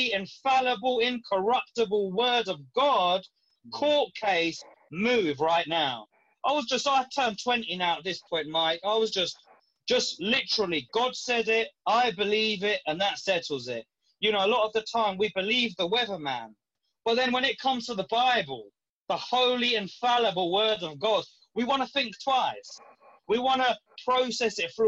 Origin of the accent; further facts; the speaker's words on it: London, United Kingdom; I left my hometown where I was living to move to another area of London